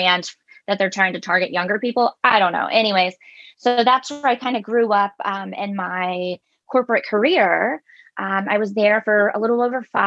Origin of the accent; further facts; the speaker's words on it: Louisiana, United States; moved away as an adult; also born or lived in Italy; I come from the South, from Louisiana, where it's okay to wear camo and things